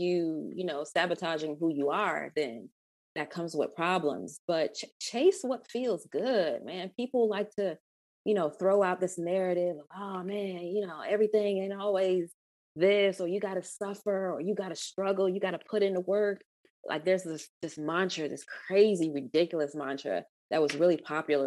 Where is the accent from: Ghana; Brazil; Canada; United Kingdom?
Ghana; moved away; also born or lived in Atlanta, Georgia, United States / United States; I'm West African. I'm from Ghana